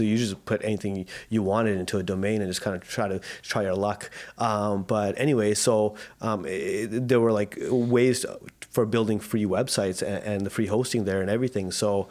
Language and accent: English; Vancouver, British Columbia, Canada; I grew up in born and raised in South Vancouver. Yeah, I have two younger sisters. They're 7 and 8 years apart from me. I've been having a great life in South Van.